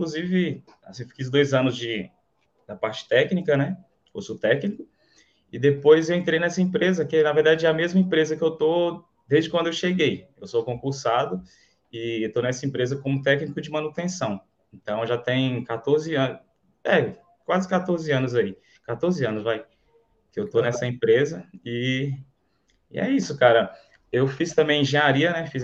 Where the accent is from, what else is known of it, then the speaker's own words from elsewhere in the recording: Canarana, Bahia, Brazil; Então, eu sou de Canarana, é próximo ali a é Irecê, não sei se você já ouviu falar. A cidade pequenininha ali, tem 20 mil habitantes, mais ou menos, né?